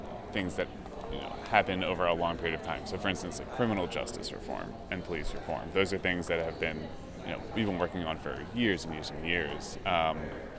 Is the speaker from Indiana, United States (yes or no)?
no; Bucks County, outside Philadelphia, Pennsylvania, United States; moved away as an adult; now in Washington, D.C., United States; originally I'm from outside Philadelphia in Bucks County, but now I live in Washington, D.C.